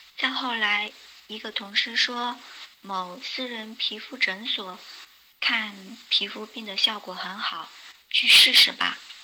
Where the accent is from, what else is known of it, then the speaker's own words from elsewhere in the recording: Meizhou, Guangdong, China; also born or lived in Changping, Beijing; now in Beijing, China; 我来自广东梅州，现居北京昌平